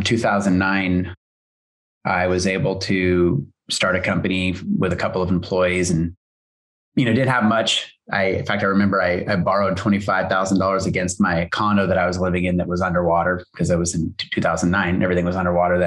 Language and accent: English; Hood River, Oregon, United States; also born or lived in Hillsboro, Oregon; we moved from Hillsboro to Hood River, our little town, which is a sleepy little logging town, agricultural town, you know, back in the late 70s and 80s, my family moved us out here.